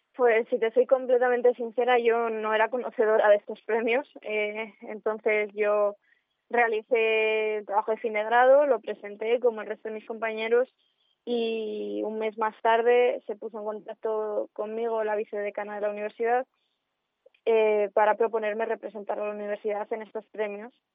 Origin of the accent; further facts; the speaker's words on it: Cuéllar, Castile and León, Spain; moved away as an adult; para mí Cuellar es una de las partes más importantes mm, de mi vida, siempre lo ha sido, y aunque me fui a estudiar fuera, em, en mi forma de ser y todo lo que he aprendido allí en el colegio, en el instituto